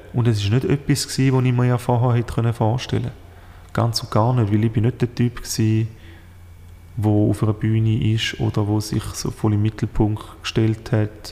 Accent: Switzerland; als Schweizer

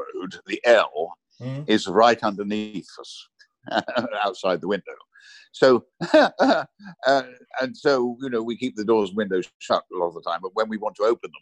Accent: Watford, East of England, United Kingdom; moved away as an adult; also born or lived in Sussex / Rome; I grew up in Watford, on the outskirts of Watford

